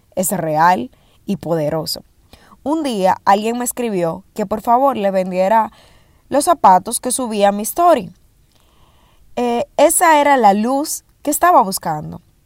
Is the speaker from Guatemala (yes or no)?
no; Dominican Republic; primer e-commerce en mi país eh, en el sector con pagos registrado y transparentado en República Dominicana